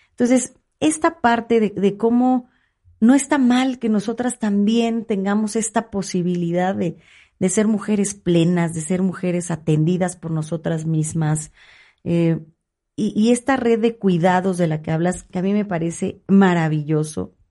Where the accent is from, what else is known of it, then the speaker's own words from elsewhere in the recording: State of Mexico, Mexico; soy emanada del PRI, pero soy más mexiquense que priista. Y quiero que a mi Estado le vaya bien.